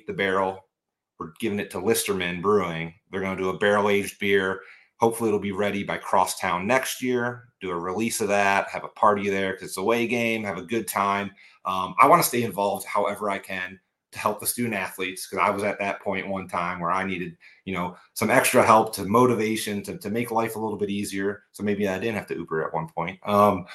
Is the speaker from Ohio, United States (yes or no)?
yes; Cleveland, Ohio, United States; moved away as an adult; now in Cincinnati, United States; I grew up in Cleveland